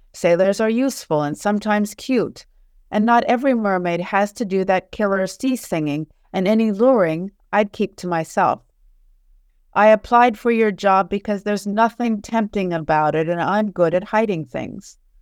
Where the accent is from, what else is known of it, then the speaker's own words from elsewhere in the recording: Charleston, West Virginia, United States; moved away as an adult; also born or lived in Naples, Italy / United Kingdom; now in Paris, France; I grew up in the States, in Charleston, West Virginia.